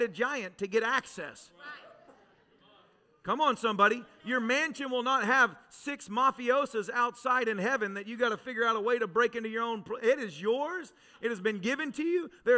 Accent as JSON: {"language": "English", "region": "Tennessee", "country": "United States", "tie": "born or raised there", "moved": "yes", "said": "I was raised in Tennessee."}